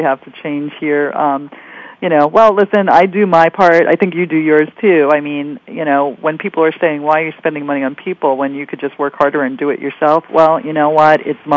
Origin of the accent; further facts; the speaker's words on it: New York City, New York, United States; I'm a dreamer from Queens.